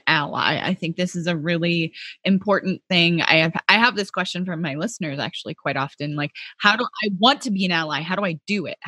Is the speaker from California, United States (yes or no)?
yes; California, United States; moved away; also born or lived in Spokane; I was born and raised in California.